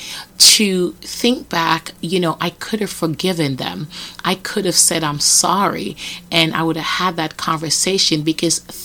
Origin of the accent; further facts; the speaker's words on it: Jamaica; now in United States; I remember in Jamaica getting beaten a lot